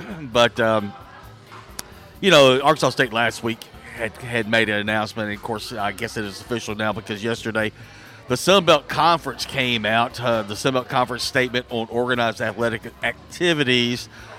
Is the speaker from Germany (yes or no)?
no; Sweden; English is a second language; I'm from Sweden.